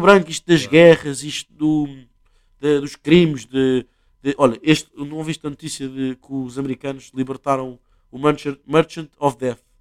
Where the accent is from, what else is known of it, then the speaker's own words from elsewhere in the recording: Portugal; nós, Portugal